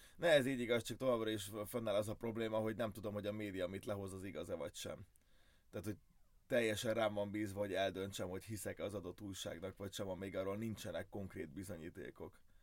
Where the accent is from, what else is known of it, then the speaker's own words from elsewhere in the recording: Hungary; első magyarként